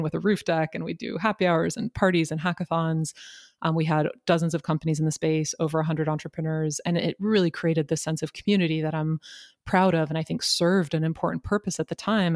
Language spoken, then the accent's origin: English; Marin, San Francisco Bay Area, California, United States; I was born and raised in the San Francisco Bay Area, born in San Francisco, raised in Marin